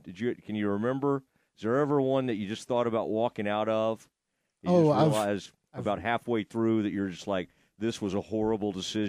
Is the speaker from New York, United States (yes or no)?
no; Kaufman, Texas, United States; I had the Plaza Theater in Kaufman, Texas.